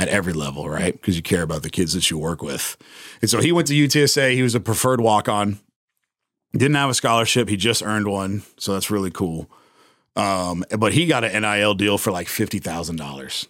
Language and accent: English; San Antonio, Texas, United States; also born or lived in Austin; my boy Sean that randomly enough I grew up with here in San Antonio